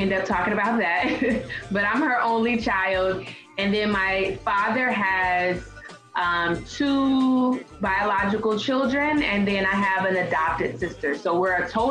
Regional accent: Los Angeles, California, United States; also born or lived in Inland Empire, California; I was born in Los Angeles, California. I'm a Cali girl to the heart

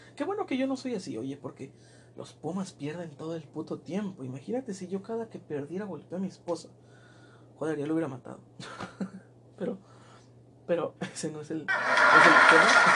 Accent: southern Mexico, Mexico; now in northern Mexico; Yo soy sureño

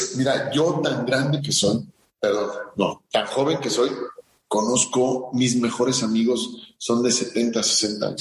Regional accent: Morelia, Michoacán, Mexico; also born or lived in Cuernavaca, Morelos; nosotros fuimos a vivir a Morelia toda mi vida, eh, kinder, primaria, secundaria, eh, preparatoria, toda mi vida he en Morelia

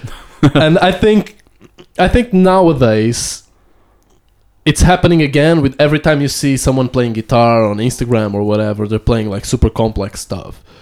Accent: Amadora, Lisbon, Portugal; where I was born and where where I grew up in Amadora

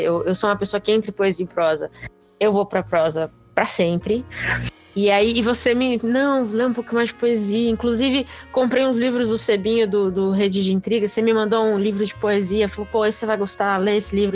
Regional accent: São Paulo, Brazil; eu sou de São Paulo

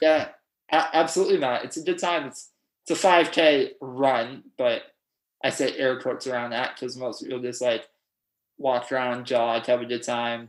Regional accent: Pickering, Ontario, Canada; I grew up in Pickering, Ontario.

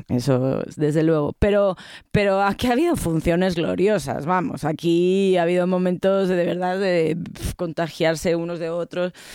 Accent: Madrid, Community of Madrid, Spain; accent: chulesco madrileño; moved away as an adult; now in Mexico City, Mexico; soy madrileña y tengo un deje muy chulesco como buena madrileña

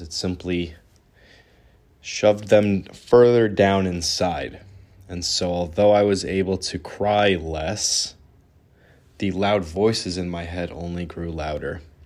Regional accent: New York, United States; also born or lived in Ra'anana, Israel / Southern Utah; I was born in Ra'anana, Israel. At the age of one, I moved to New York

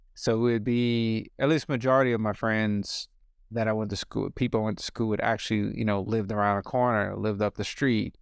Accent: New Orleans, Louisiana, United States; I was born in New Orleans.

